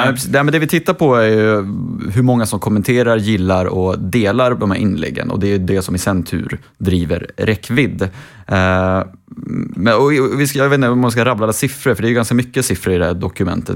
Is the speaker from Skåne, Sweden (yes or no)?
no; Uppsala, Uppsala County, Sweden; Uppsala, min hemstad